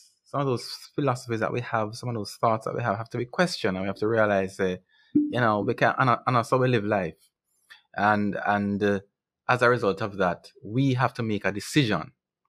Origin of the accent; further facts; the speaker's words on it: Jamaica; as a Jamaican, as a black man, it's commendable